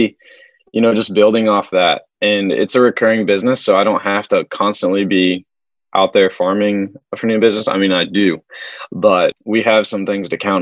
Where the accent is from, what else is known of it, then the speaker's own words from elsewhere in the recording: Wichita, Kansas, United States; moved away as an adult; I'm from Wichita, Kansas. That's a lot of mom and pops.